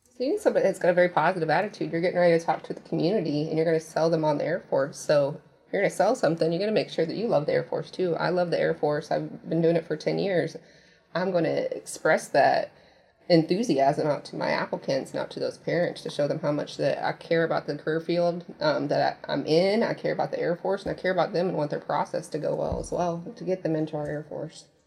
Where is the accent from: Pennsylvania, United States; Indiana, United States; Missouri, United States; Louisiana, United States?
Indiana, United States; moved away; I'm originally from Indiana.